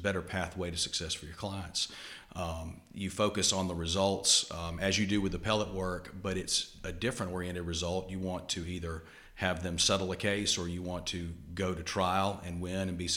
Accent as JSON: {"language": "English", "town": "Montgomery", "region": "Alabama", "country": "United States", "tie": "born or raised there", "also_born_or_lived": "Charlottesville, Virginia / Washington, D.C. / Birmingham, Alabama", "said": "I grew up here in Montgomery on LeBron Avenue over in Old Cloverdale. I went to high school here at Montgomery Academy"}